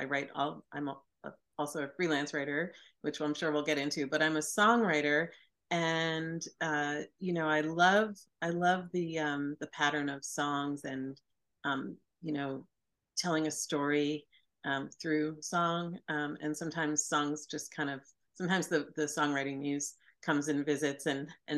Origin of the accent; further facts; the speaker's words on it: Sea Cliff, New York, United States; I grew up on Long Island in a a beautiful, sweet little Victorian town called Seacliff